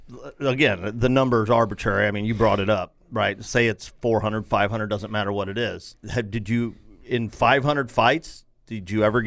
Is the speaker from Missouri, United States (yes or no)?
yes; St. Louis, Missouri, United States; we grew up here in St. Louis.